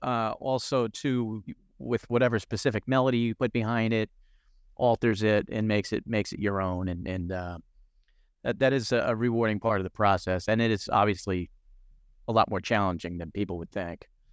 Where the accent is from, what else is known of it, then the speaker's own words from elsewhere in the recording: New Jersey, United States; I grew up in New Jersey